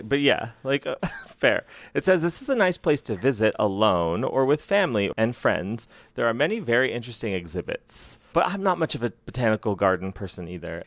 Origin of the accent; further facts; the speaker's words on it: Bangkok, Thailand; I come from Bangkok, Thailand